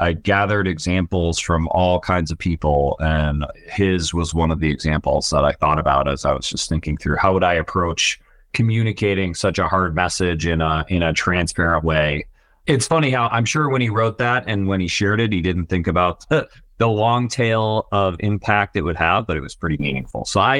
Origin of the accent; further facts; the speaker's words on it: Buffalo, New York, United States; CEO of Tackle, born and raised in Buffalo, New York. So a bit of an underdog in the tech world. And I'm a family first guy. So I'm married, my wife, and three children. We all live in Orchard Park, New York, home of the Buffalo Bills.